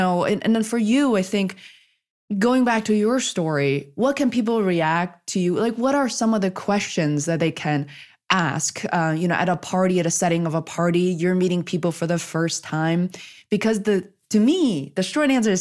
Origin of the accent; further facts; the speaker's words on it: Beijing, China; now in Boston, United States; being Asian and coming from growing up in Beijing, China. So I wasn't really born and raised in this country